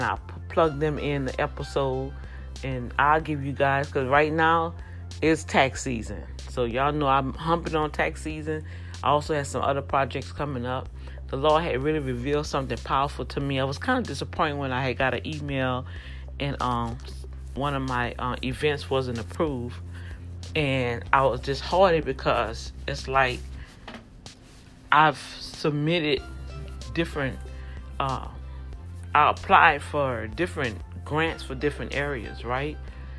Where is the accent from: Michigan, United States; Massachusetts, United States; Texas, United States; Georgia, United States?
Texas, United States; Houston; Hi, Dr. D, I'm from Houston, Texas.